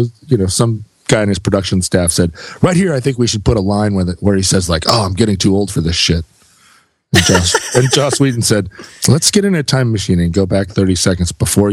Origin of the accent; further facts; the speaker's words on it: United States; I'm an American